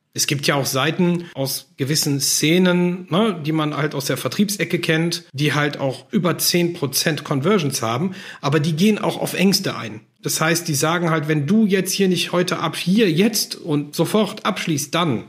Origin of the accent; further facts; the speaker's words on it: Germany; bei uns in Deutschland